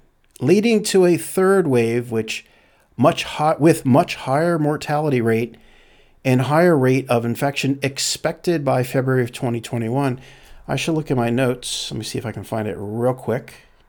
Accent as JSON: {"language": "English", "country": "Canada", "lives_now": "United States"}